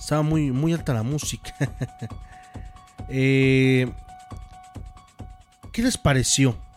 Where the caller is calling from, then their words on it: Pachuca, Hidalgo, Mexico; De aquí, de Paseo de Chavarría.